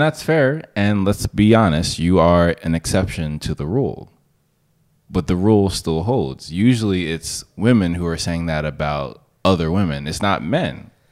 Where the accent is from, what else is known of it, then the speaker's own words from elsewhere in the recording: United States; as an American in Sweden